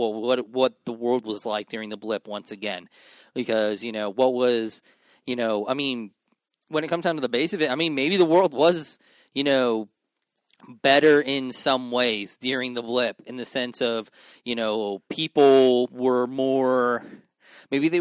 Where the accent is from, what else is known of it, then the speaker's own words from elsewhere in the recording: New York, United States; I am from New York, and I have a very old soul.